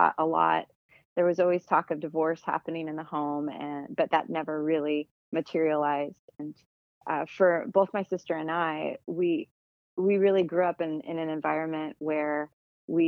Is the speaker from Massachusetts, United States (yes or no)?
no; Tucson, Arizona, United States; I was born and raised in Tucson, Arizona